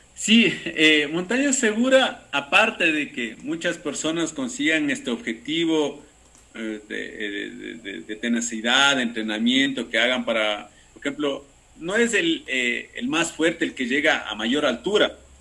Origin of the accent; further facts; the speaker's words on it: Ecuador; yo soy ecuatoriano